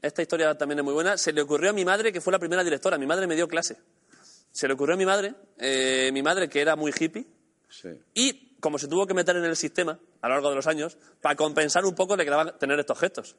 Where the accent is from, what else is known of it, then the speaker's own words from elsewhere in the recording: Orcera, Andalusia, Spain; en Orcera, en mi pueblo